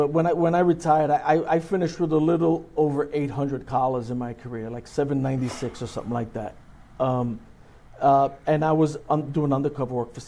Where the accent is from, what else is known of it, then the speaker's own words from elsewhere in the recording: New York City, New York, United States; I grew up in the Lower East Side of Manhattan, what they call Alphabet City